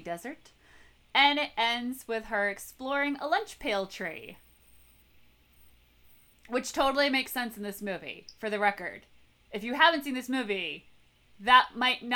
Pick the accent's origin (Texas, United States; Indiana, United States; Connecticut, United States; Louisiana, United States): Connecticut, United States; growing up in New England. I mean, especially Connecticut